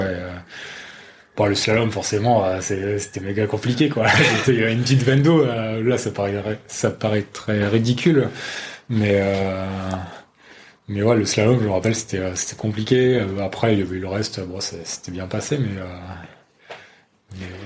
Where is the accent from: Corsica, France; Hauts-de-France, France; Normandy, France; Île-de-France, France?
Hauts-de-France, France; Saint-Quentin; je suis originaire de Saint-Quentin en Picardie